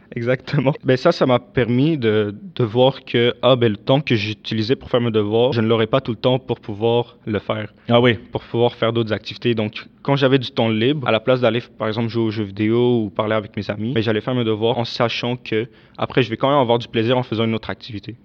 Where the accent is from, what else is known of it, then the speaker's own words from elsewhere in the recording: Damascus, Damascus Governorate, Syria; now in Canada; je suis né et j'ai grandi en Syrie, à la capitale qui est donc Damas